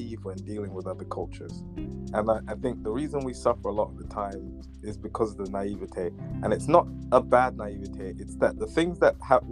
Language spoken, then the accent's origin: English; London, United Kingdom; I was born in Northwest London. I'm British